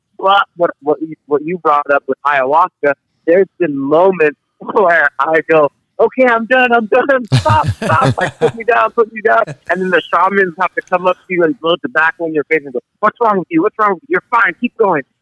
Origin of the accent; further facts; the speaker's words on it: San Jose, California, United States; I'm from San Jose, California